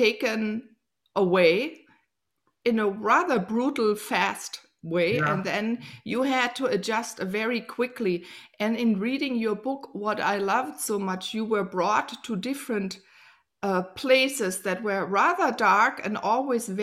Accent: Germany; I grew up here in Germany.

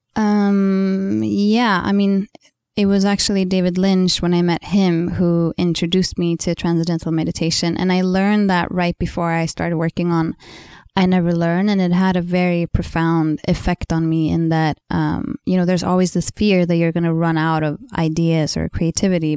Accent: Sweden; English is a second language; I'm Swedish, you know, English is not my first language

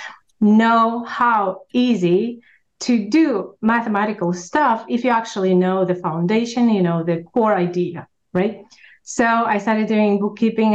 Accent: Russia; English is a second language; moved away as an adult; now in United States; I am an immigrant from Russia.

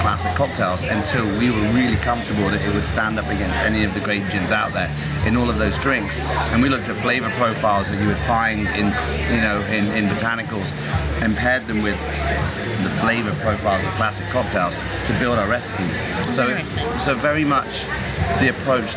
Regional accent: England, United Kingdom; being English

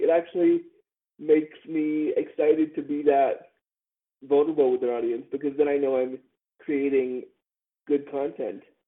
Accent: Toronto, Ontario, Canada; my hometown of Toronto

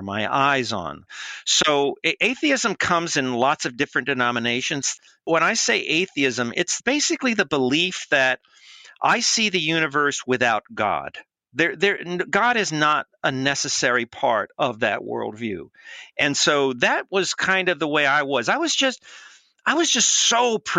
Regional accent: Los Angeles, California, United States; I was born in East Los Angeles

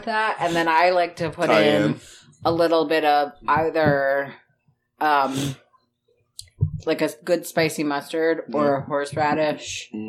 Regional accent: Northeastern Pennsylvania, United States; accent: NEPA (northeastern Pennsylvania); I feel like I'm pretty good at hiding my Nipa accent most of the time

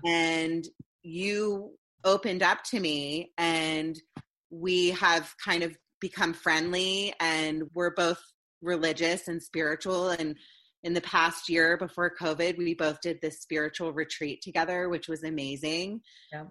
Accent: Potomac, Maryland, United States; as a kid growing up in Potomac, Maryland, in the DC area

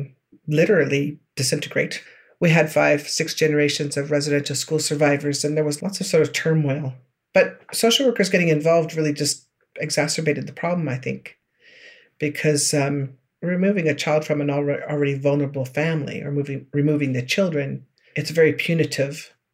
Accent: George Gordon First Nation, Saskatchewan, Canada; I'm from George Gordon First Nation in the southern part of Saskatchewan Treaty 4 area.

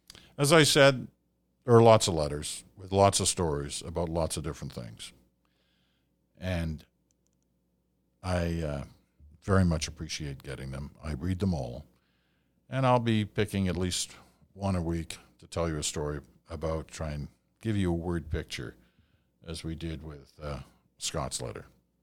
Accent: St. John's, Newfoundland and Labrador, Canada; also born or lived in Bell Island / British Columbia; now in Northwest Territories, Canada; As I said, I'm from Belle Island, Newfoundland, grew up in St. John's, and went to Memorial University there.

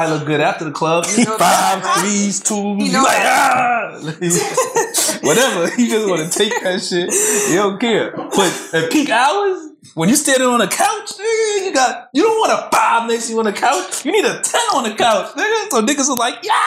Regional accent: New York City, New York, United States; moved away; also born or lived in New Jersey / Virginia; I'm from Flatbush

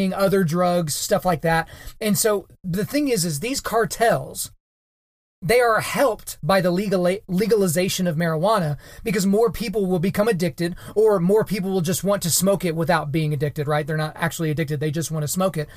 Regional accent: Oklahoma, United States; also born or lived in Edmond, Oklahoma; I am in Edmond, Oklahoma, and the state of Oklahoma.

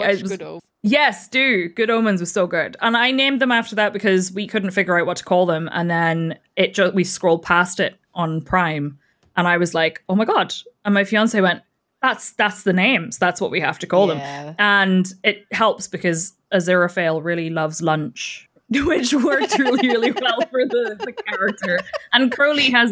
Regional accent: Northern Ireland, United Kingdom; And I'm from Northern Ireland and I have 3 cats

